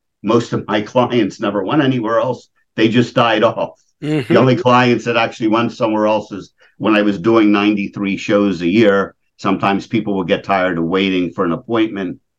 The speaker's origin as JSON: {"language": "English", "town": "Levittown", "region": "Pennsylvania", "country": "United States", "tie": "born or raised there", "said": "I grew up in Levittown, Pennsylvania"}